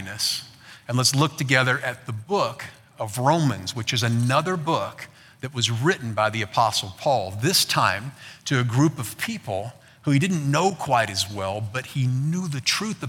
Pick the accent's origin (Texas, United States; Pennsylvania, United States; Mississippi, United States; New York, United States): Texas, United States; I'm American. I was born in Texas.